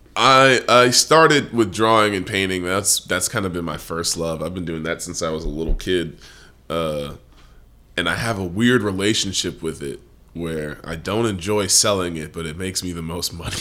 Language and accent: English; United States; I am an American